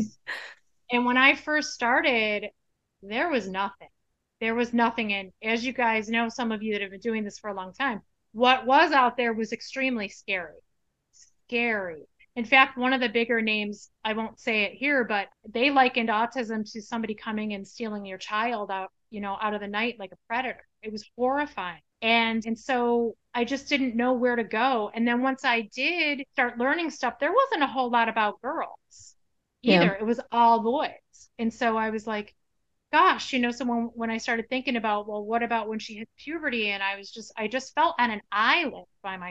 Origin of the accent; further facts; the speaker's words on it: Chicago, Illinois, United States; moved away as an adult; now in Arizona, United States; We are originally from Chicago, but Mike and I have been here, well, for the full 30 years now.